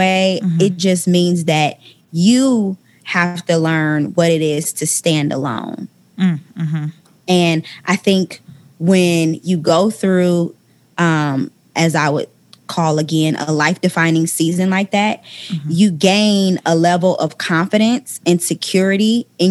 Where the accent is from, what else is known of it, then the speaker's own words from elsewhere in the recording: Ohio, United States; moved away as an adult; now in Atlanta, United States; when I moved from my hometown of Ohio